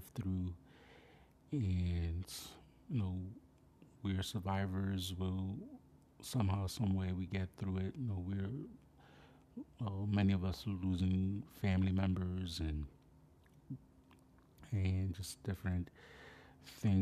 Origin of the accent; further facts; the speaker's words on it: New York City, New York, United States; from my hometown of the Bronx, New York, aka Wakanda